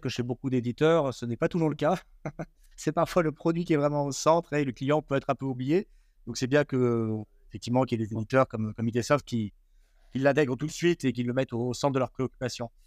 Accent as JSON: {"language": "French", "town": "Grenoble", "region": "Auvergne-Rhône-Alpes", "country": "France", "said": "moi je suis grenoblois"}